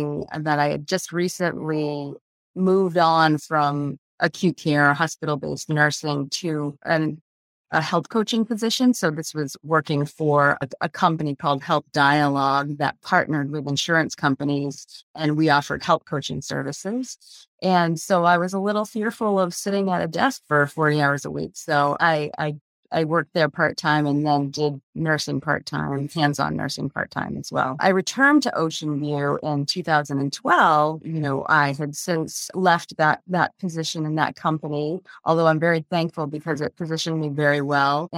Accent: Augusta, Maine, United States; I'm a native Mainer. I grew up in the Augusta area

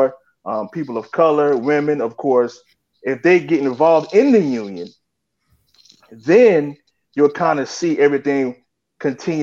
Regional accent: Belhaven, North Carolina, United States; I grew up in the South, so I know all about fat back and biscuits. I'm from a little small town in North Carolina called Belhaven

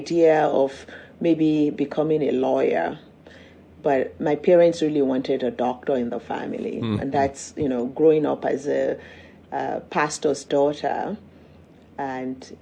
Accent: Nigeria; moved away as an adult; now in United States; I grew up in Nigeria, went to boarding school

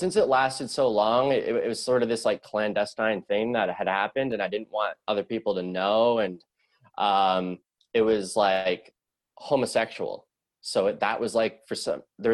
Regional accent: Sutton, Ontario, Canada; also born or lived in Scarborough, Toronto; I was born in Scarborough, which is like a suburb of Toronto. After that, we moved to a town called Sutton. It's about an hour away, an hour north. And that's where I grew up in the formative years

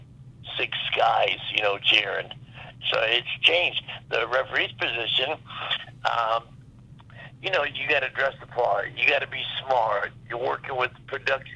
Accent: Florida, United States; when I was growing up in Florida

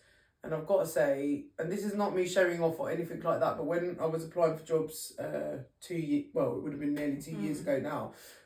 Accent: London, United Kingdom; I was born and bred in East London

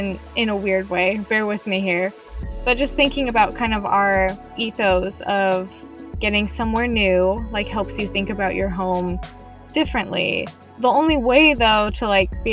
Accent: Utah, United States; I was raised in Utah

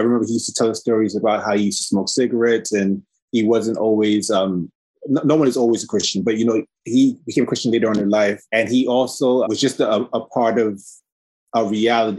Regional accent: New York City, New York, United States; I grew up in Red Hook, Brooklyn for about 10 years of my life

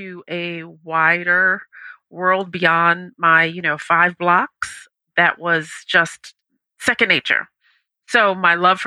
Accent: Washington, District of Columbia, United States; I am originally from Washington, D.C., USA

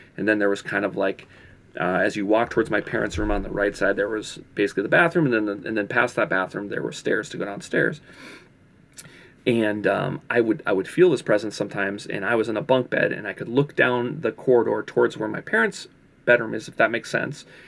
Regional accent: Minneapolis, Minnesota, United States; also born or lived in California; I moved back from California, moved, uh, back to, to, to Minneapolis

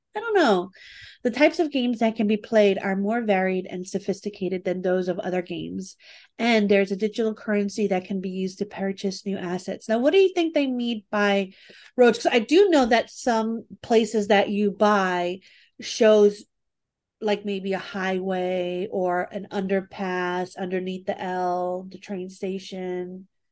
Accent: New York, United States; I'm from New York

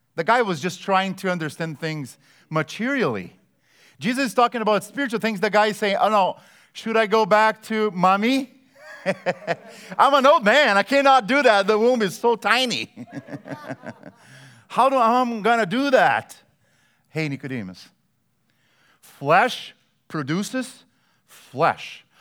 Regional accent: Brazil; moved away; I grew up in Brazil

